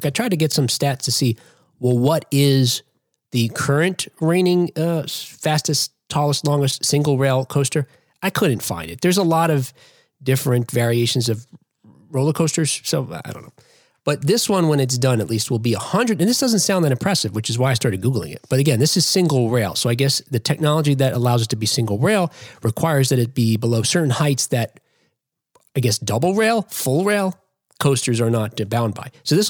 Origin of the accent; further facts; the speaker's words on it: New Jersey, United States; which is a publication that's out of New Jersey. You probably figured that out. That my home state